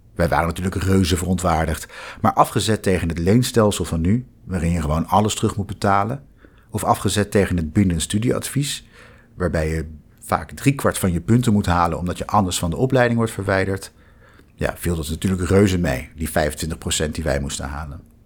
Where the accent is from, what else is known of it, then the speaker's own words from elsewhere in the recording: The Hague, South Holland, Netherlands; moved away as an adult; also born or lived in Utrecht; Ik ben geboren en getogen in Den Haag